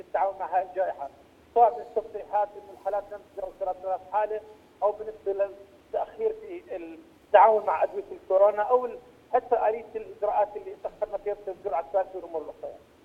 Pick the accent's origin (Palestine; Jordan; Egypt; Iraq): Jordan; عندنا في الاردن